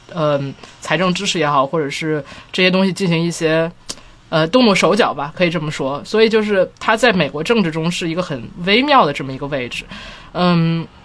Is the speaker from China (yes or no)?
yes; Tianjin, China; 我小的时候有，住在亲戚家，然后当时我在，我是天津人嘛，嗯。然后当时他住在，就是离天津北站比较近的地方